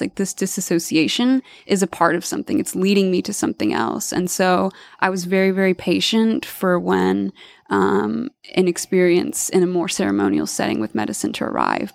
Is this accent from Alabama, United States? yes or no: yes; Alabama, United States; moved away; also born or lived in Washington / Costa Rica; I grew up in Alabama and I moved away